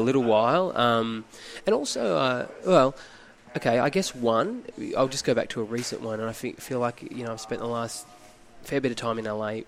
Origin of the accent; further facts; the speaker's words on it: Phillip Island, Victoria, Australia; born and raised on Phillip Island in Victoria, which is where we are right now